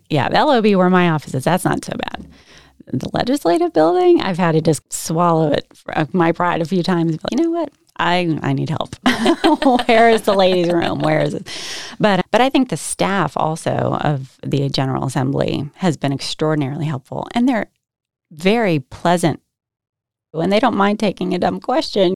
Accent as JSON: {"language": "English", "town": "Herndon", "region": "Virginia", "country": "United States", "tie": "born or raised there", "moved": "yes", "lives_now": "Holly Springs, United States", "said": "I grew up in Herndon, Virginia, like you said, Northern Virginia"}